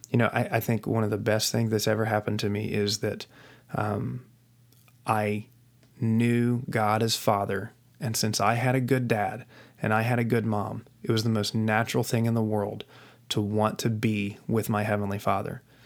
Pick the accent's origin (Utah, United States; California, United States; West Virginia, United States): West Virginia, United States; I was raised in West Virginia in, uh, a small town in West Virginia